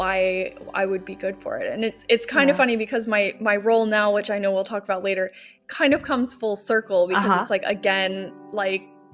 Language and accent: English; Florida, United States; moved away as an adult; now in Stockholm, Sweden; I grew up in Florida